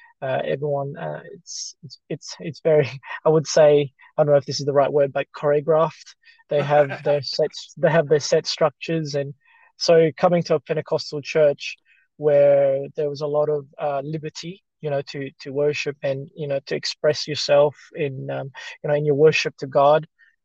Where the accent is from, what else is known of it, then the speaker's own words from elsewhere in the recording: Philippines; English is a second language; So growing up in the Philippines, we had a Catholic background. Most of the people in our town were Catholics.